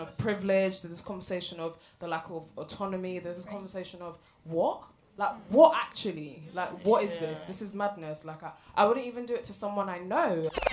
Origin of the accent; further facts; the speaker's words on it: London, United Kingdom; I'm from Hackney